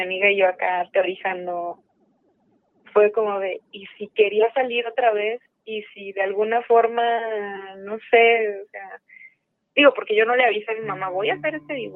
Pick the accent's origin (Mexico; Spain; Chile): Mexico; Aguascalientes; now in Mexico City, Mexico; yo crecí en Aguascalientes